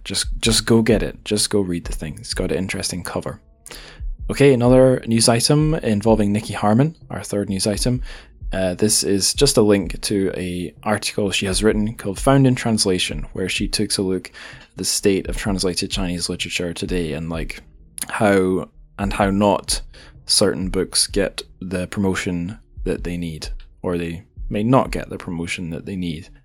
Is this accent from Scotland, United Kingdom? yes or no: yes; Scotland, United Kingdom; I'm Scottish